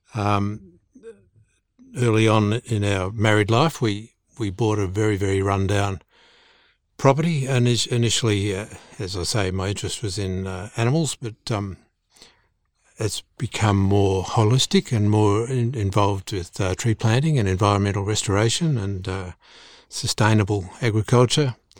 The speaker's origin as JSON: {"language": "English", "town": "Melbourne", "region": "Victoria", "country": "Australia", "tie": "born or raised there", "also_born_or_lived": "Falkland Islands", "said": "I was, I was born and raised in Melbourne."}